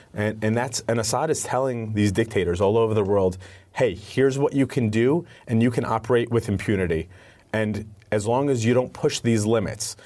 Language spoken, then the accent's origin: English; United States; also born or lived in Syria; I'm the only one in my family born here in the United States